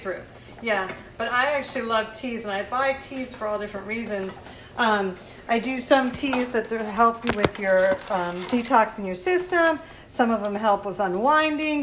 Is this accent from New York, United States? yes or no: no; Miami, Florida, United States; growing up in Miami and being born in the Keys